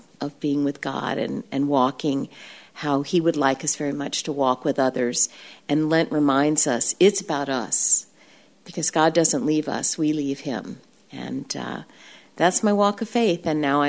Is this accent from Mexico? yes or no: no; Brazil; My mom is retired now. She was a missionary overseas. I grew up in Brazil.